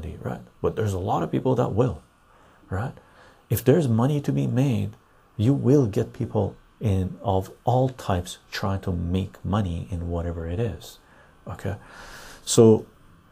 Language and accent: English; Vancouver, British Columbia, Canada; I grew up in Vancouver